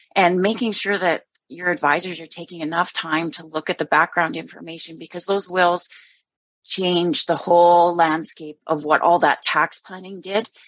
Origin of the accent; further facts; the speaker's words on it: Southern Alberta, Canada; I'm originally from Southern Alberta, growing up on a farm there and gravitated to Northern Alberta